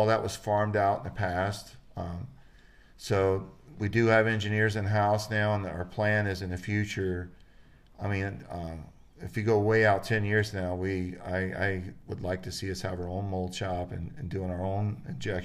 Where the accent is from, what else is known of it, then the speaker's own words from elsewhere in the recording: Florida, United States; now in Idaho, United States; I grew up in Florida and I've always been homesick